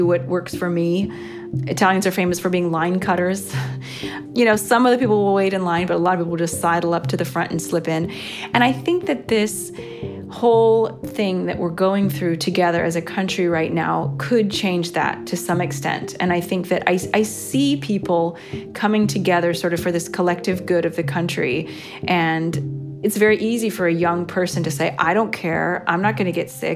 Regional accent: United States; moved away as an adult; now in Rome, Italy

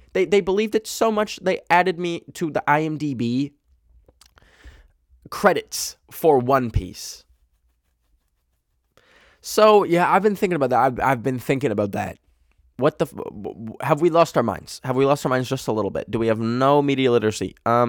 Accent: Canada; Yes, I just said bag, because I'm Canadian.

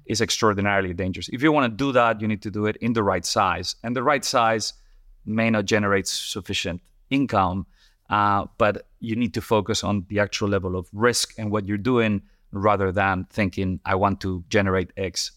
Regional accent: Madrid, Community of Madrid, Spain; moved away as an adult; also born or lived in Colorado, United States / Paris, France / New York, United States / Singapore; now in London, United Kingdom; I'm originally from, from Spain

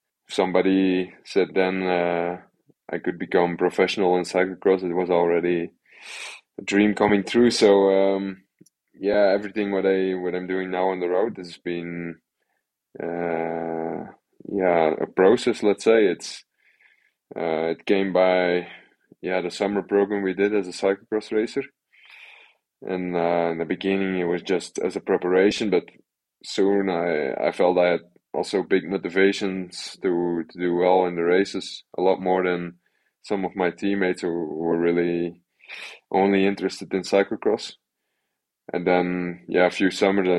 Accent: Belgium; first language Dutch; English is a second language; Just living in Belgium, actually, only 5k from the village where I grew up

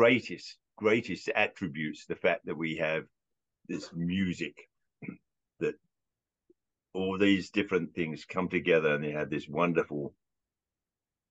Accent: London, United Kingdom; when I was growing up in London

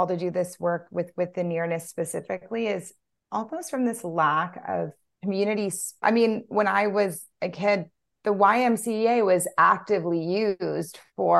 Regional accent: Louisiana, United States; I'm from Louisiana

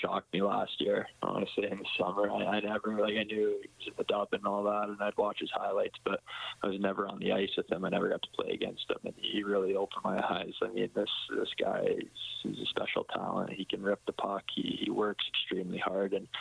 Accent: Edmonton, Alberta, Canada; my hometown

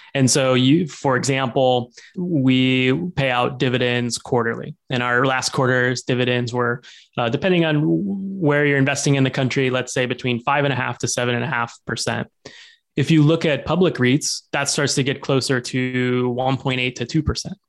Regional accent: Arkansas, United States; moved away as an adult; also born or lived in Bay Area; now in Seattle, United States; I grew up in Arkansas

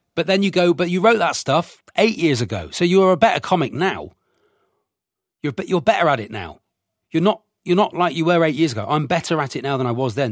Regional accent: Devon, South West England, United Kingdom; I'm from Devon.

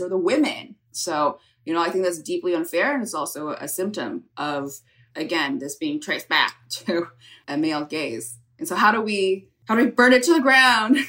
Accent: California, United States; I grew up in California

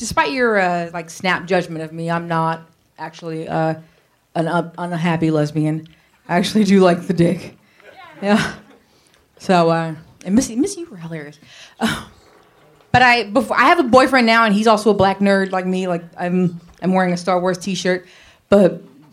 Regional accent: San Francisco, California, United States; I grew up in San Francisco

